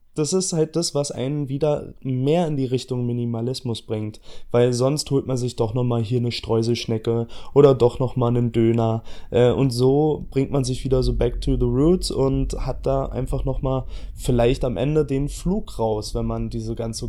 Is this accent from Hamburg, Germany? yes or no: no; Berlin, Germany; ich komme aus Berlin, ja, also ich bin hier geboren, ich bin hier aufgewachsen